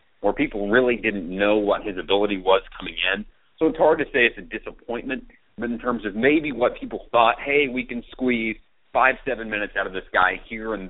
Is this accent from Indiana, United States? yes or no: yes; Bedford, Indiana, United States; my hometown of Bedford, Indiana